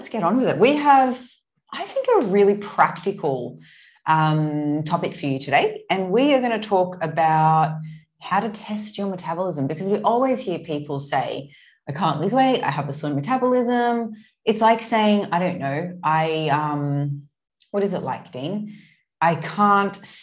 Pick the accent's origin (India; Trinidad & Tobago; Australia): Australia; Sydney, New South Wales; moved away as an adult; also born or lived in Gold Coast, Australia; now in Istanbul, Turkey; I grew up in Sydney, but spent the last 5 or 6 years on the Gold Coast